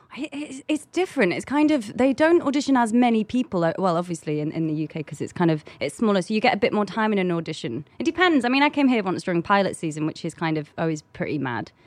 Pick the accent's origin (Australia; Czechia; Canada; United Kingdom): United Kingdom; London; I come from London